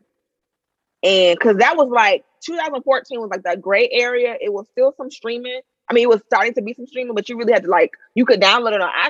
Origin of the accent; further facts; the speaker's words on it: South Florida, United States; I'm from South Florida